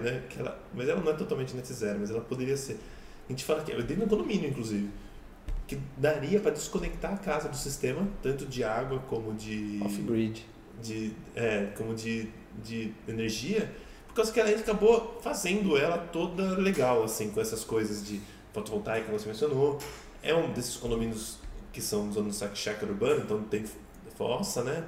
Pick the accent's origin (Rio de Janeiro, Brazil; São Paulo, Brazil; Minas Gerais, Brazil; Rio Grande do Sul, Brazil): São Paulo, Brazil; Sorocaba; eu cresci num condomínio aqui em Sorocaba que tinha poço.